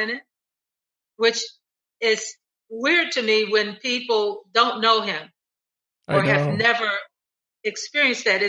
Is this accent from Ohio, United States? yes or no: yes; Cleveland, Ohio, United States; I had never been out of Cleveland